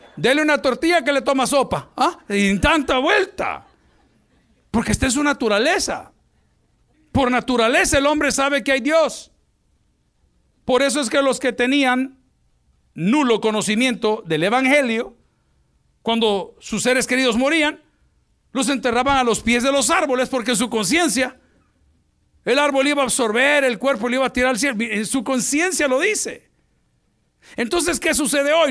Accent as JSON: {"language": "Spanish", "country": "El Salvador", "said": "En mi país, El Salvador"}